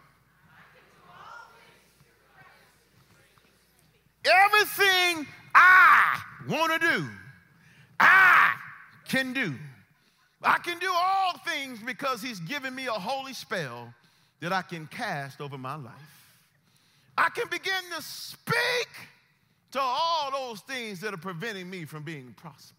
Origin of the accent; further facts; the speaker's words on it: United States; We are Americans